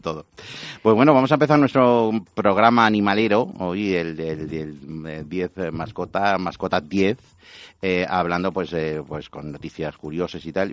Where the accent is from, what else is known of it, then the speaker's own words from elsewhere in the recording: Spain; soy español 100%